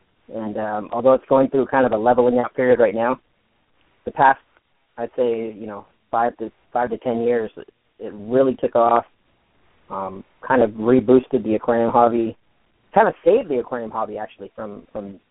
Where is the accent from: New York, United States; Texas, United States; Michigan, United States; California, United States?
California, United States; San Diego; here in my hometown in San Diego, California